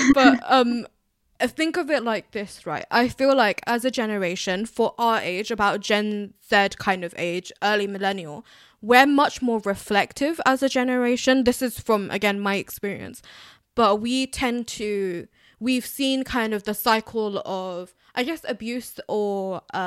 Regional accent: United Kingdom; I'm a British Bangladeshi

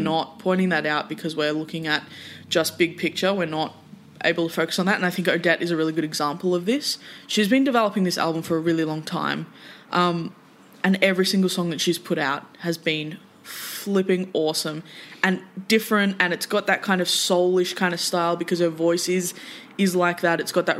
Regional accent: Australia; we as Australian music fans

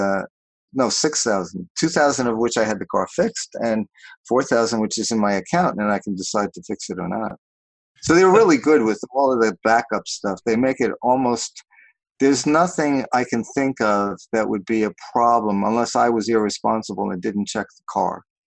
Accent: New York, United States; also born or lived in Los Angeles, United States; now in Portland, United States; I grew up in New York

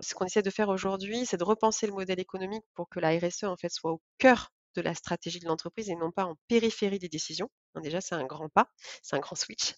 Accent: Vendée, Pays de la Loire, France; moved away as an adult; also born or lived in Lyon / Shanghai; de retour au, au, en Vendée, cette fois-ci, puisque lui a trouvé du travail, heu, pas très loin de ma ville natale.

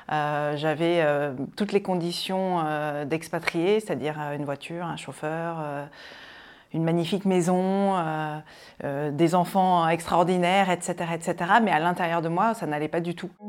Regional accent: N'Djamena, Chad; moved away; also born or lived in Rochefort-sur-Mer, France; alors moi je suis née euh, à Rochefort-sur-Mer, donc c'est près de La Rochelle, et très rapidement, comme je le disais tout à l'heure, mes parents sont partis, euh, sont partis en Afrique pour, euh, vivre une expatriation, et je suis arrivée à, à trois mois au Tchad, à Djamena exactement.

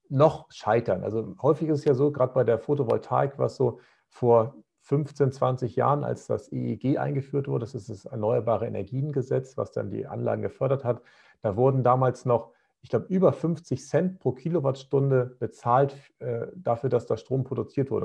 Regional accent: Northern Germany, Germany; bei uns in Norddeutschland

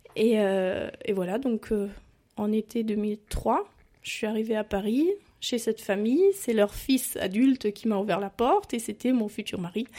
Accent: a small town near Stuttgart, Baden-Württemberg, Germany; French is a second language; moved away as an adult; also born or lived in France; je viens d'une petite ville à côté de Stuttgart

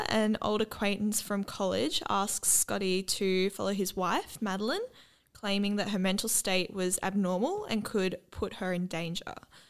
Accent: Australia; we're Australian

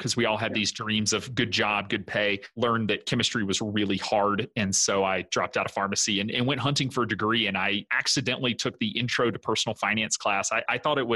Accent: the South, United States; moved away as an adult; also born or lived in South Dakota / Wisconsin; I'm originally from the South.

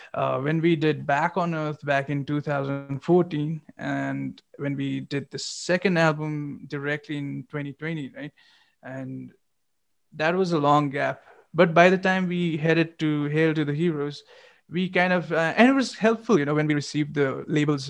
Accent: Gangtok, Sikkim, India; moved away; since I'm from Gangtok and you know Sikkim's like kind of we were always kind of far away from the scene

